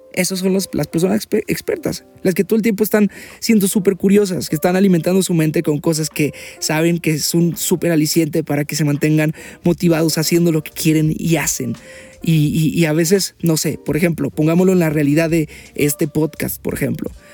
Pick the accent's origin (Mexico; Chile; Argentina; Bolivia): Mexico; porque soy mexicano